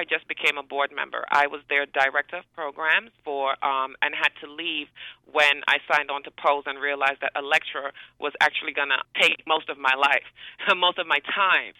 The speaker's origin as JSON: {"language": "English", "region": "Tobago", "country": "Trinidad & Tobago", "moved": "yes", "said": "coming from a small island, um, I'm from Trinidad and Tobago, the smaller island of Tobago"}